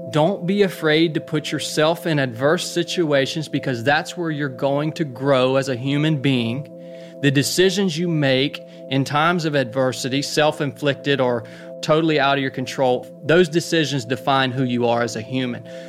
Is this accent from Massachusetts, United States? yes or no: no; North Georgia, United States; born and raised in North Georgia